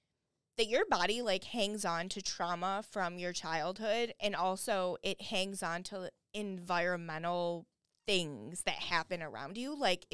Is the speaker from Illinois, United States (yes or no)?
no; Flint, Michigan, United States; I lived about half of my childhood in Flint, Michigan.